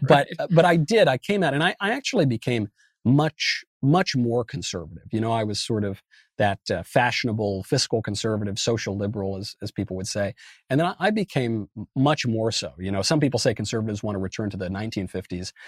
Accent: Westchester County, New York, United States; moved away; also born or lived in Los Angeles; I grew up in New York. I grew up in a very liberal county, Westchester County, in a very liberal state, New York

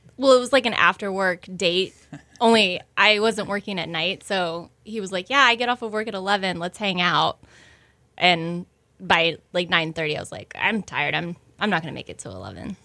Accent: Houston, Texas, United States; moved away as an adult; also born or lived in San Francisco / New York

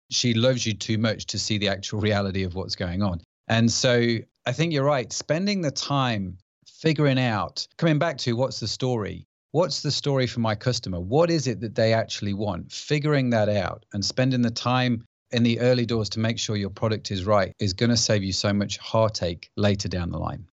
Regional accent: United Kingdom; accent: British; I live in the U K, as you can probably tell by my accent

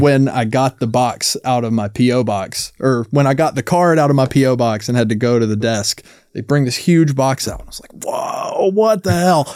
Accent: North Carolina, United States; I'm from North Carolina

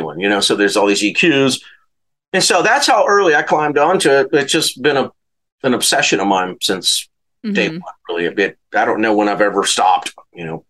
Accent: Louisiana, United States; moved away as an adult; also born or lived in Santa Barbara / Los Angeles; go back to Louisiana

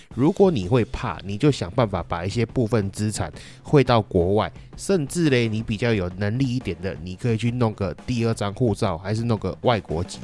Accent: Taiwan; 我身为台湾人

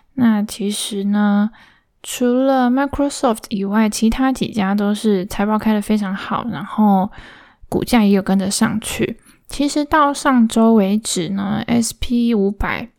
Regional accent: Linkou, New Taipei City, Taiwan; now in Taipei, Taiwan; 我老家其实就在新北而已，在林口的乡下

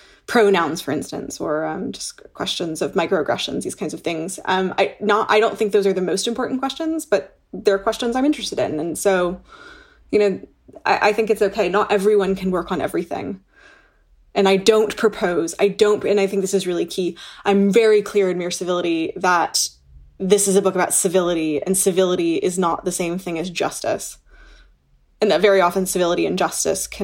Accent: United States; also born or lived in Toronto, Canada; now in Oxford, United Kingdom; as an American looking at my home country

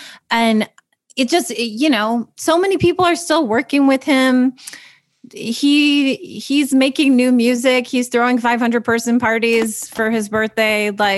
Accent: Chicago, Illinois, United States; I don't know if I'm not a sports person, but like I said, I am from Chicago.

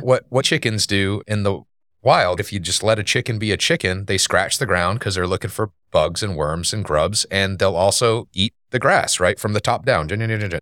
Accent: Maine, United States; moved away as an adult; now in Wake Forest, United States; we're originally from Maine.

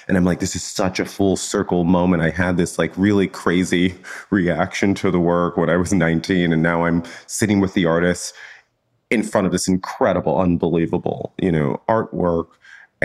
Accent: Chicago, Illinois, United States; I grew up in Chicago

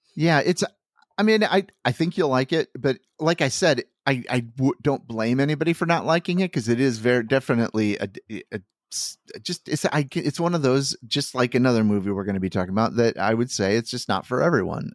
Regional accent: Iowa, United States; I grew up in Iowa.

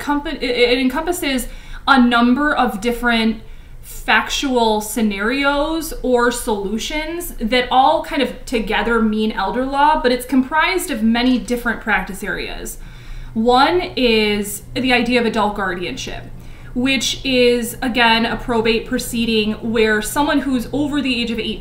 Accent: Chicago suburbs, Illinois, United States; I grew up in the Chicago suburbs

